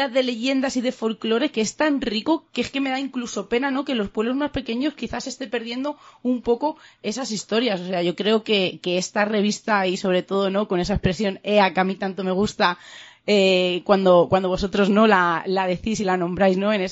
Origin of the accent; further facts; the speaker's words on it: Madrid, Community of Madrid, Spain; now in Cuenca, Spain; nosotros llevamos eh, en Cuenca unos tres años, nosotros venimos de Madrid, de Vallecas